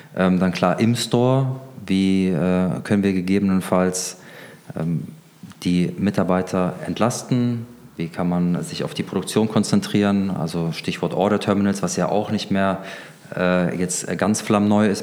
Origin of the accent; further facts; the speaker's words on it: Germany; wir als Deutsche